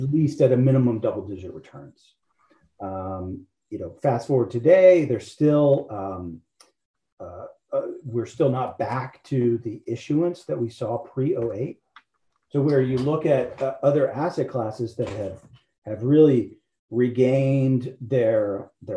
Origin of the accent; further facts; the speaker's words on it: Shreveport, Louisiana, United States; accent: not a strong Louisiana accent; moved away; I am originally from Louisiana. So my firm Caddo is Caddo Parish, where I grew up.